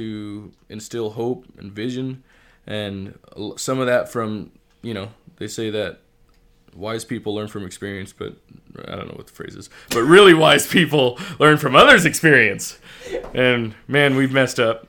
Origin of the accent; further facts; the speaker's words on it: Alaska, United States; moved away as an adult; also born or lived in Idaho; now in Moscow, Idaho, United States; so I am originally from Alaska. I grew up, did eighteen, nineteen years, served nineteen years in Alaska